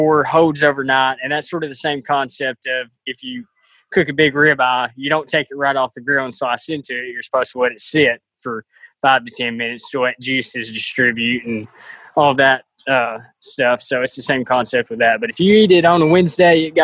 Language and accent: English; Dresden, Tennessee, United States; I'm from Dresden, so not far from Martin and not far from y'all at Discovery Park